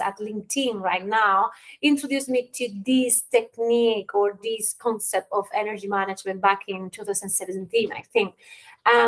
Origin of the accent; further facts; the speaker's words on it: Spain; moved away as an adult; now in Ireland; I'm originally from Spain, but I spent the last 15 years working and living in Ireland.